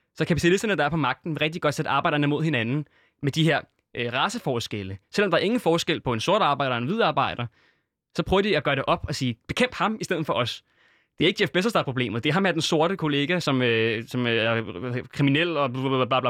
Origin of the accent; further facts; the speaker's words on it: Syria; i Syrien, hvor jeg er fra